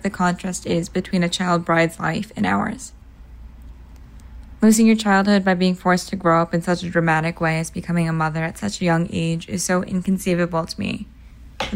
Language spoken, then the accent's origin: English; Boston, Massachusetts, United States; I'm from Boston